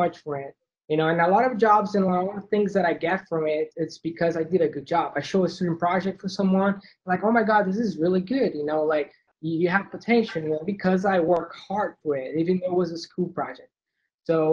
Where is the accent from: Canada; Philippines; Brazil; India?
Brazil; moved away as an adult; I'm from Brazil, and I moved here in 2014